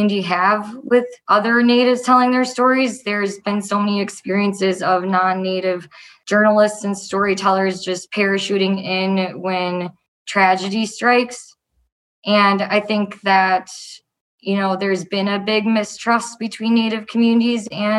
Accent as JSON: {"language": "English", "town": "Andover", "region": "Minnesota", "country": "United States", "tie": "born or raised there", "said": "I grew up in Andover, Minnesota"}